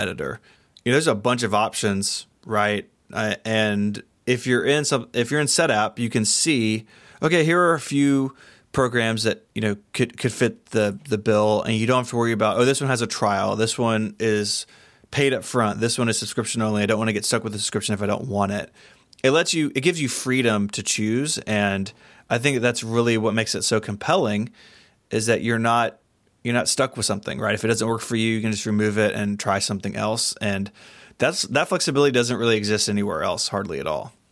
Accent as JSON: {"language": "English", "region": "Tennessee", "country": "United States", "said": "I'm from Tennessee"}